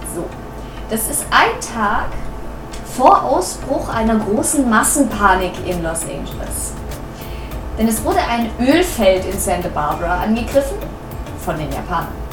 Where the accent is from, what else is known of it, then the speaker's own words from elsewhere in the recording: Germany; wir als Deutsche